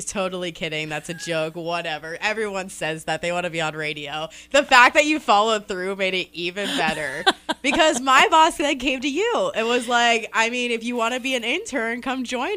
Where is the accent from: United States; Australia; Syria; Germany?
United States; Ohio; moved away as an adult; now in Iowa, United States; I'm originally from Ohio